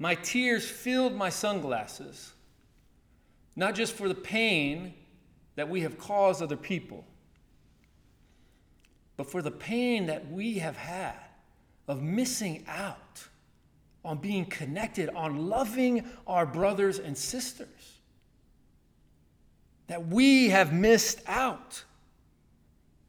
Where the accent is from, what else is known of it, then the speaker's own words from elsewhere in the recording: Chattanooga, Tennessee, United States; moved away; A church I grew up in Chattanooga, Tennessee, they taught me, they took me out, showed me when I was younger, high school and college